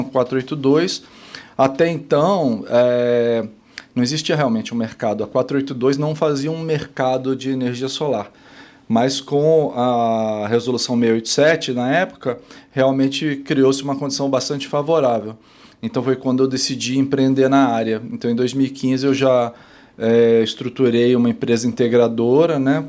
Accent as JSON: {"language": "Portuguese", "region": "São Paulo", "country": "Brazil", "also_born_or_lived": "Rio de Janeiro", "moved": "as an adult", "said": "Tanto eu como ela somos paulistas"}